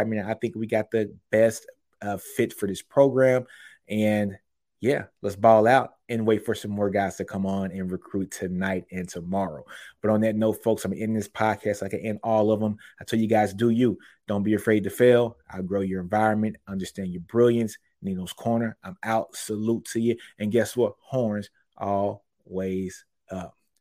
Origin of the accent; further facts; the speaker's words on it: Shreveport, Louisiana, United States; Shreveport, Louisiana is my hometown